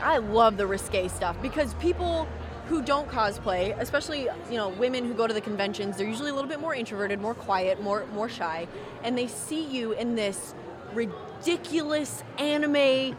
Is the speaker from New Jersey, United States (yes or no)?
no; Vacaville, California, United States; So I'm from Vacaville, which is about 3 hours away from here.